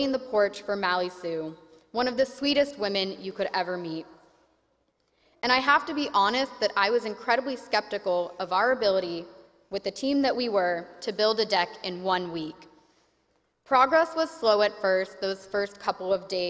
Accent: Oklahoma, United States; moved away; I grew up in the Presbyterian Church in Oklahoma

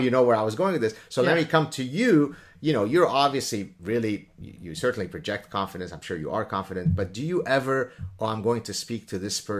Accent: Lebanon; English is a second language; moved away; I didn't speak English back in Lebanon when I was growing up in Lebanon.

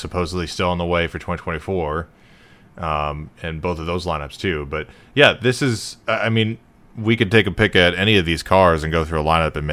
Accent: United States; I as an American

